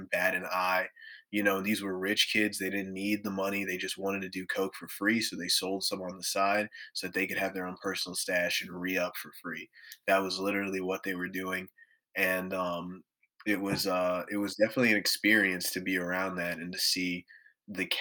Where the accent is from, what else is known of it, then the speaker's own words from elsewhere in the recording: Maryland, United States; also born or lived in New Orleans; now in Michigan, United States; I grew up in Maryland